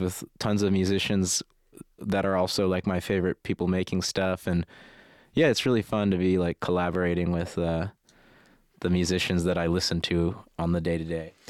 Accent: United States; as an American with no distinct interest in architecture

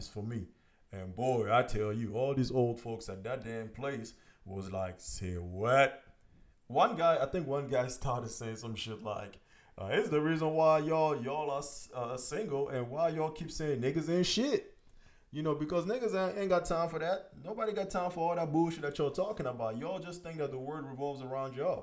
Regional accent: Cameroon; also born or lived in France; now in United States; I'm from Cameroon. I was born in Cameroon, you know, raised over there, raised in Europe, France, and then I'm here in the United States

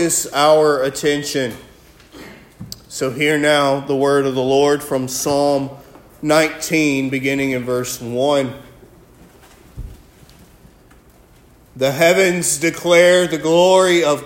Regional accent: Alabama, United States; moved away; also born or lived in Iraq; I'm from Alabama

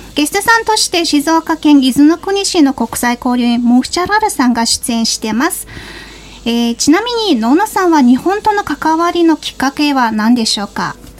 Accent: Mongolia; now in Japan; モンゴル人

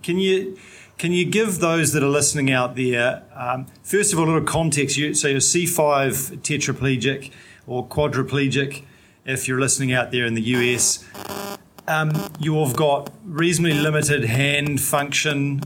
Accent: New Zealand; I'm a paraplegic from New Zealand

